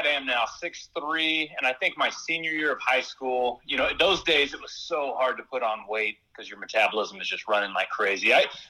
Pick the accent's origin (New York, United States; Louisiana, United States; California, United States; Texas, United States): Texas, United States; Irving; I was raised in Irving, and I went to Irving High